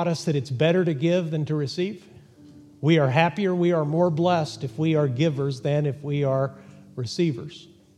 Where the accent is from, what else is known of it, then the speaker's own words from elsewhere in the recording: Texas, United States; born there; Texas is Interstate 40, and they may be right about that, even though I was born there. I can criticize my hometown.